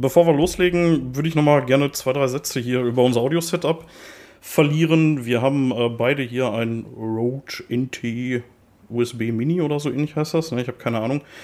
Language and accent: German; Ruhr area, North Rhine-Westphalia, Germany; accent: Ruhrpott dialect; wir sind beide auf Kohle geboren, wir sind beide Ruhrpott-Guys und äh, ich werde da auch, glaube ich, nicht versuchen, meinen Dialekt zu unterdrücken